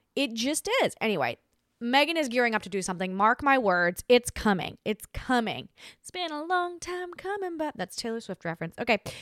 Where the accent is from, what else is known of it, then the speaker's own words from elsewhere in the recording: Australia; moved away; as an Australian.